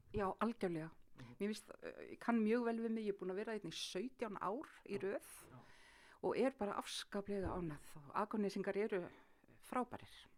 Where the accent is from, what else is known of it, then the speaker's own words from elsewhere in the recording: Akranes, Western Region, Iceland; ég ólst upp hér á Akranesi